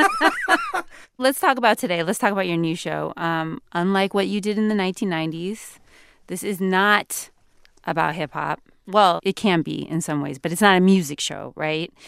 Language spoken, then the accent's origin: English; West Coast, United States; I grew up on the West Coast